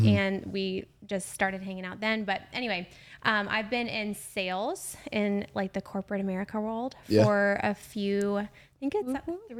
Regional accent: Atlanta, Georgia, United States; I live in the Atlanta area. Mm-hmm. I'm from Metro Atlanta. I lived elsewhere for like 2-3 years and I moved back.

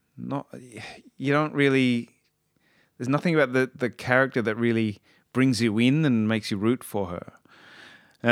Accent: Australia; I'm Australian

